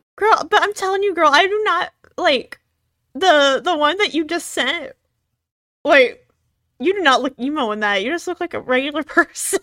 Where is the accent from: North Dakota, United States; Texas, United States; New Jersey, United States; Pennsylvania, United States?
Texas, United States; growing up because of where I'm from. Since I'm from Texas